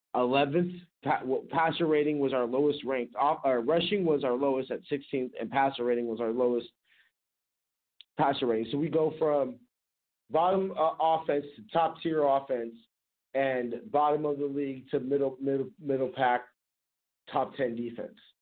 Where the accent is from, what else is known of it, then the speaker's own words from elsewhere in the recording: California, United States; I'm from California